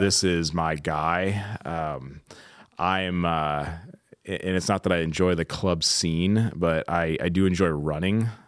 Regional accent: Midwest, United States; now in Southern California, United States; growing up in the Midwest.

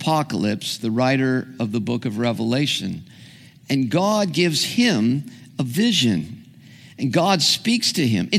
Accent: Santa Ana, California, United States; I grew up in Orange County

